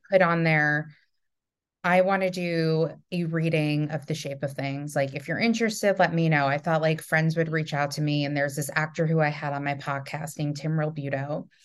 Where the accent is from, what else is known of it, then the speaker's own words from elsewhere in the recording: New York, United States; also from New York